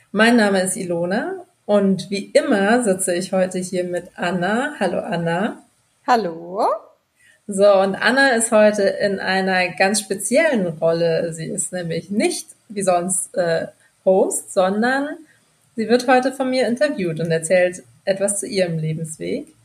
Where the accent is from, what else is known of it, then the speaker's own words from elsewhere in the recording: Bamberg, Bavaria, Germany; moved away as an adult; now in Berlin, Germany; Ich komme aus Bamberg